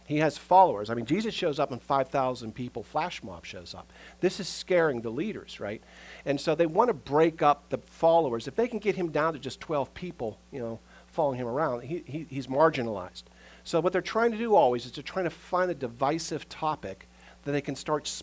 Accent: United States; we as American Christians

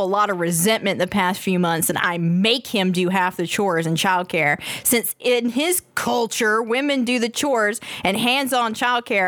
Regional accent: Georgia, United States; accent: southern; moved away; I am from Georgia, born and raised, but I fucking left

